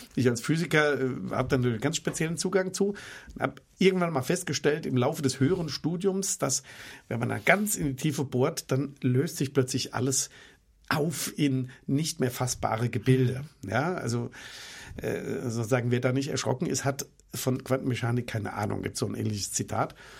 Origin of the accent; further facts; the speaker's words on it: Germany; für mich als Deutscher